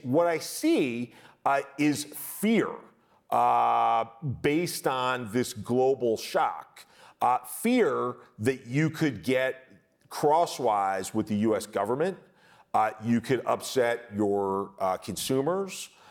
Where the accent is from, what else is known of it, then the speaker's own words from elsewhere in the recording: United States; conditioned as an American